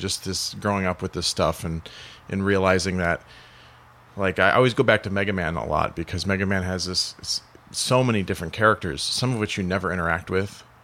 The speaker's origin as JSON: {"language": "English", "town": "Joliet", "region": "Illinois", "country": "United States", "said": "I'm from Joliet"}